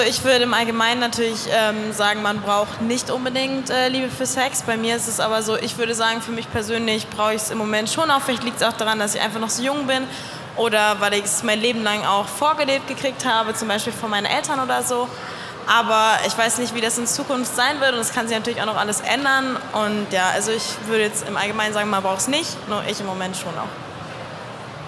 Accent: Cologne, North Rhine-Westphalia, Germany; ich komme aus Köln

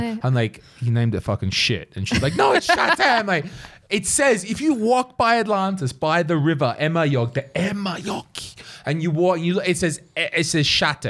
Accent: Australia; now in Estonia; as an Australian

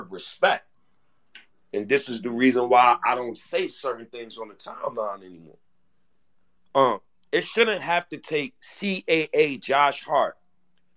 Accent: Ghana; I'm Ghanaian

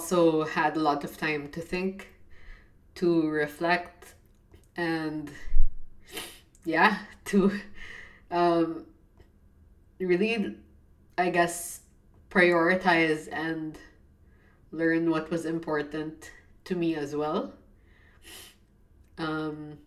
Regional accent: Philippines; I'm from the Philippines.

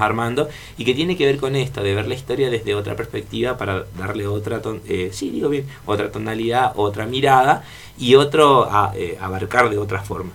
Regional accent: Argentina; nosotros, como argentinos

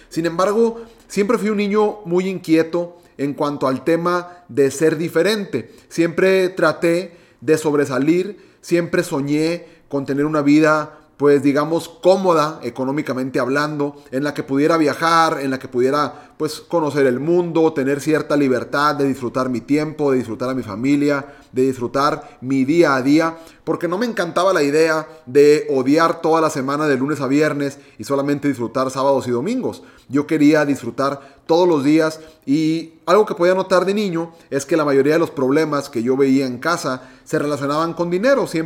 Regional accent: Monterrey, Nuevo León, Mexico; yo soy mexicano de Monterrey, Nuevo León, tengo 29 años de edad

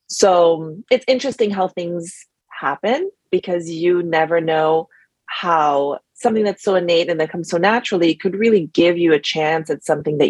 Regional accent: Germany; moved away as an adult; also born or lived in France / United States; now in New York, United States; I moved to New York from Europe, where I grew up. I grew up in Germany and France, and moved to the US in 2008 because I had the US passport.

